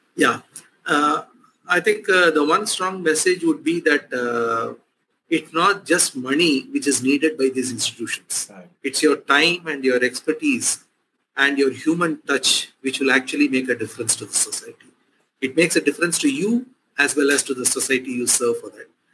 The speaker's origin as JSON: {"language": "English", "town": "Chennai", "region": "Tamil Nadu", "country": "India", "tie": "born or raised there", "moved": "yes", "said": "in this place, uh, since I grew up"}